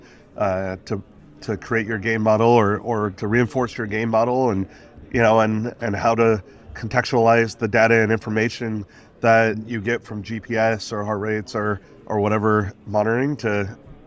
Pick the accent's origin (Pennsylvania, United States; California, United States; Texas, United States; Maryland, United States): California, United States; Los Angeles; I was born and raised in Los Angeles, California, San Pedro